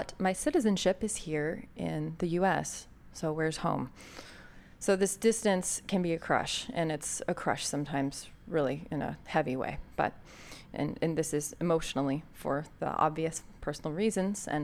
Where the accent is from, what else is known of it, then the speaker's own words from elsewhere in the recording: United States; accent: American; my American accent